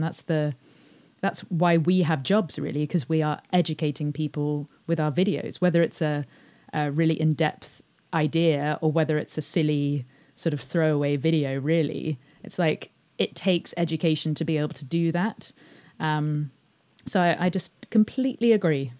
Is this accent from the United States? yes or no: no; England, United Kingdom; I grew up outside of London